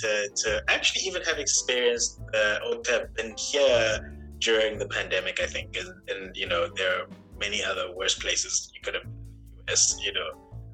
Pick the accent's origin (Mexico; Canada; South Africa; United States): South Africa; I studied at Humboldt University, which is a very prestigious university in Europe, as a South African citizen for free.